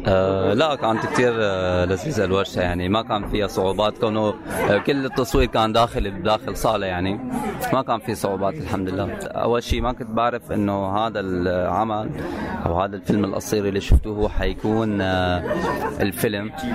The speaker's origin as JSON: {"language": "Arabic", "country": "Syria"}